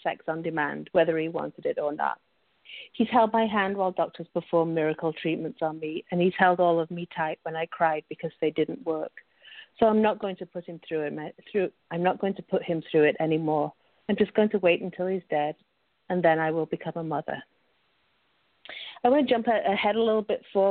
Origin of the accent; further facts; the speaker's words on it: Sheffield, Yorkshire and the Humber, United Kingdom; I grew up in the north of England in a big city that most people have probably never heard of, which is Sheffield.